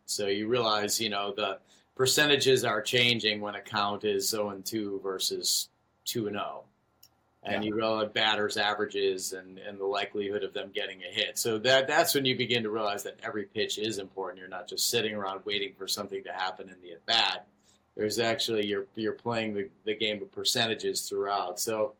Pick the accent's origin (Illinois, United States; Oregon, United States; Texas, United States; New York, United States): Illinois, United States; Chicago; I grew up in Chicago, so I'm a Chicago fan of Bulls, Cubs, and Bears.